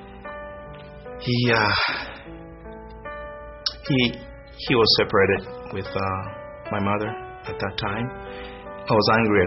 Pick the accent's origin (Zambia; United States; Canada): Zambia; moved away; I'm originally from Zambia, which is a small country in southern Africa.